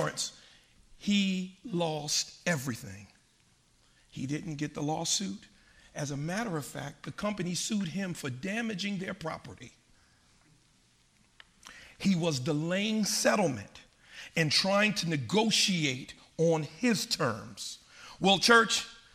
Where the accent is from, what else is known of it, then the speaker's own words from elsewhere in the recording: Paterson, New Jersey, United States; I grew up in Paterson, New Jersey.